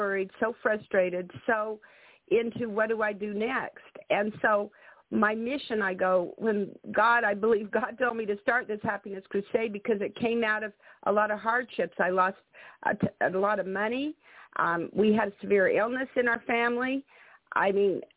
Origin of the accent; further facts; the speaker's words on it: Salt Lake City, Utah, United States; I grew up in Salt Lake City, Utah